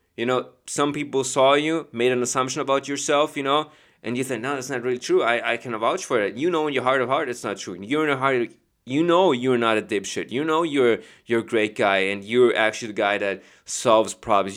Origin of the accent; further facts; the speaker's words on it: Chicago, Illinois, United States; I'm from Chicago